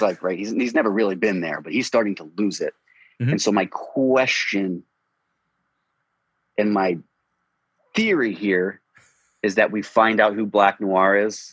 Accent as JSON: {"language": "English", "country": "United States", "tie": "born or raised there", "said": "I grew up outside of Washington, D.C."}